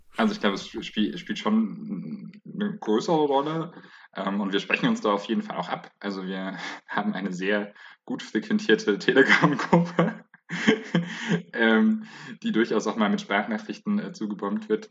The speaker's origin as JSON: {"language": "German", "town": "Bayreuth", "region": "Bavaria", "country": "Germany", "moved": "yes", "lives_now": "Leipzig, Germany", "said": "Ich komme äh, ursprünglich aus Bayreuth, wohne aber gerade in Leipzig"}